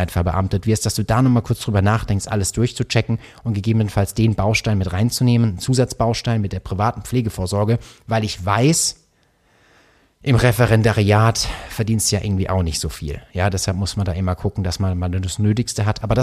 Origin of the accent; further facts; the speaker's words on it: Karlsruhe, Baden-Württemberg, Germany; bei mir, ich komme ja aus Karlsruhe und wir haben äh, dies, das Land Baden-Württemberg